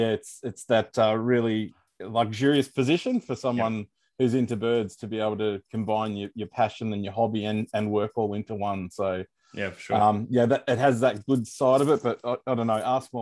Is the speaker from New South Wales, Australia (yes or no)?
no; Morwell, Victoria, Australia; moved away as an adult; also born or lived in Strzelecki Ranges, Victoria; now in Melbourne, Australia; I grew up in Gippsland